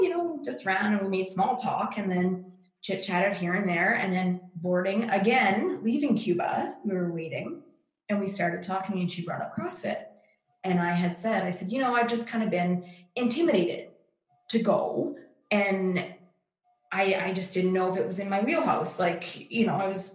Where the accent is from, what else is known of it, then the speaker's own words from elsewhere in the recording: Yorkton, Saskatchewan, Canada; we're both from Yorkton